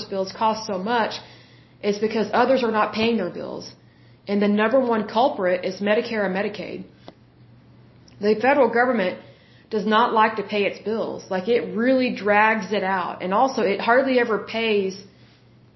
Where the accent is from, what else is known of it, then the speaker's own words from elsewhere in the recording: United States; we live in the United States